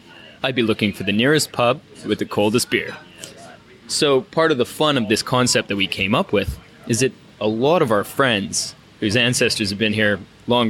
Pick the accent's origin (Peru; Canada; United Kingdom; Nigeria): Canada; now in Sydney, Australia; as a Canadian, I've come from a country that shares a lot of similarities with Australia in terms of our colonial history